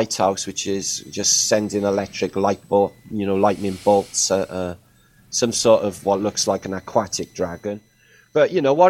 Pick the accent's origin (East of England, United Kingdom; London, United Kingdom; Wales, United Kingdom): Wales, United Kingdom; I'm from Wales